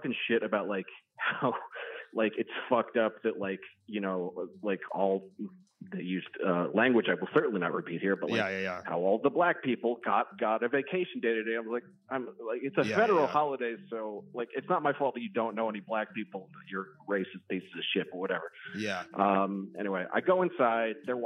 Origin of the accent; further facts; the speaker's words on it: Baltimore County, Maryland, United States; I grew up in Baltimore County